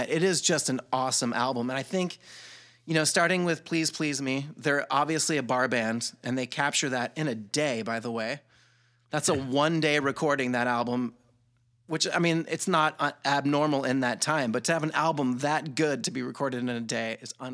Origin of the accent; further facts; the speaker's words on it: Columbus, Georgia, United States; I grew up in Columbus, Georgia at Fort Benning. Um, you know, growing up in the South in the 80s was an interesting thing.